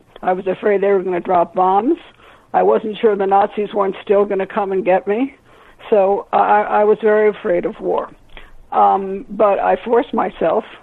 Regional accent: New York, United States; moved away as an adult; I was born here in New York. It's nice to be back here, but I also feel that I've profited from being away

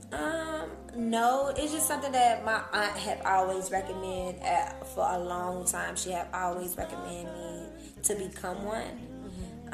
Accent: Cincinnati, Ohio, United States; moved away as an adult; now in Atlanta, United States; I'm from Cincinnati, Ohio, born and raised, been there damn near my whole life

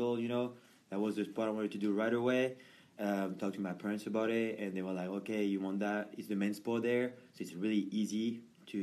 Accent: Paris, Île-de-France, France; moved away as an adult; now in United States; I'm from Paris, France

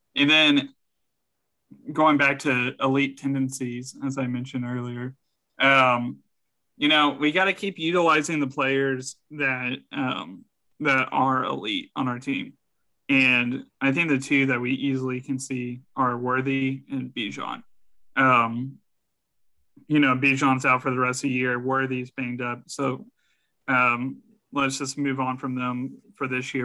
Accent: San Antonio, Texas, United States; born or raised there

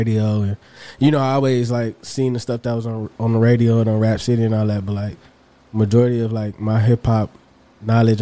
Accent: Austin, Texas, United States; I'm from Tufo, Northeast Austin, Texas

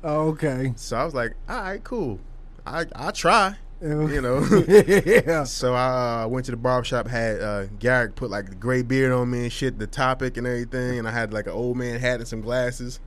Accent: Hillside, New Jersey, United States; we're not from Jersey City, brother. We from what? Hillside, New Jersey

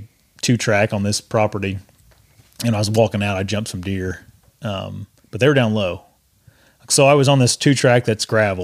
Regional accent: Indiana, United States; I'm from Indiana, so I'm used to all the hills and stuff

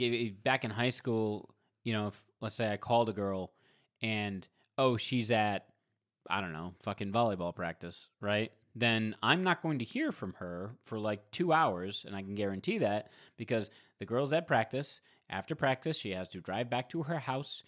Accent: Providence, Rhode Island, United States; I grew up in Providence, Rhode Island

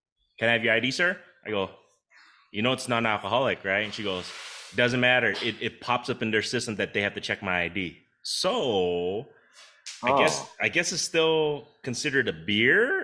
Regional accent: Des Moines, Iowa, United States; moved away as an adult; also born or lived in Laos; now in Denver, United States; I was technically born and raised in Des Moines, Iowa

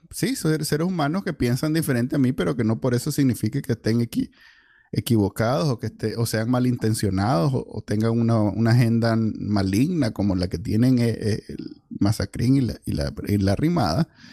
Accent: Nicaragua; así somos los Nica

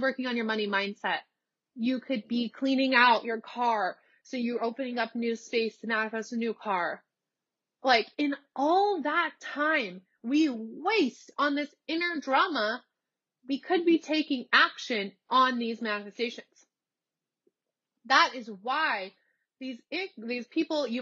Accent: Nebraska, United States; moved away as an adult; also born or lived in Los Angeles, California; now in Texas, United States; I'm from Nebraska. I moved to LA. I lived in LA for 3 years. I moved from LA to Texas back across the country.

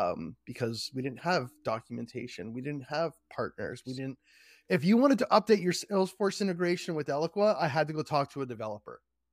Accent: Markham, Ontario, Canada; I'm a Canadian, born and raised in Markham, Ontario, Canada.

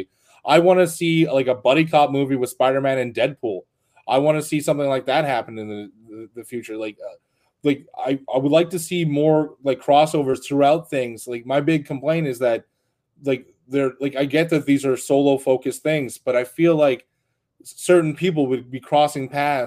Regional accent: Canada; as a Canadian

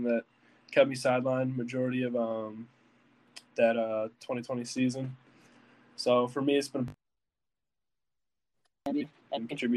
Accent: Lake Zurich, Illinois, United States; I'm from Illinois

